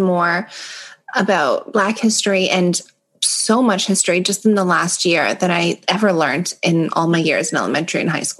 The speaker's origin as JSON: {"language": "English", "town": "Toronto", "region": "Ontario", "country": "Canada", "tie": "born there", "said": "I mean, I was born in Toronto general. Like, it's Toronto."}